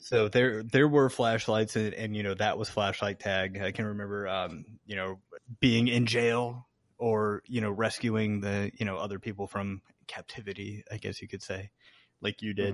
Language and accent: English; Chesapeake, Virginia, United States; I even remember a house on, like, Margaret Booker Drive in, in Chesapeake, Virginia